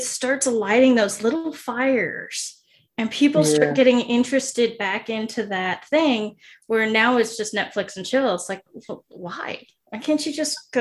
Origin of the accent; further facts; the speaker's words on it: United States; we grew up in America in the 80s